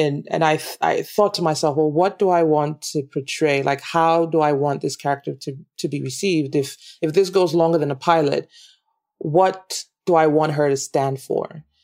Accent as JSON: {"language": "English", "country": "Nigeria", "tie": "born or raised there", "also_born_or_lived": "United States", "accent": "Nigerian", "moved": "as an adult", "said": "one of the challenges I had was trying to change my accent because I wasn't getting a lot of work because of my Nigerian accent"}